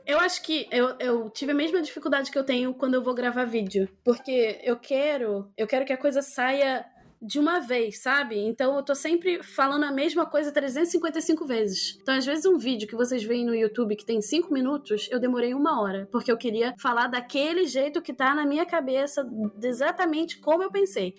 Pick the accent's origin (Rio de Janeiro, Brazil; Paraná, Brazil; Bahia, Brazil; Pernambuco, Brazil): Rio de Janeiro, Brazil; em Bangu, onde eu cresci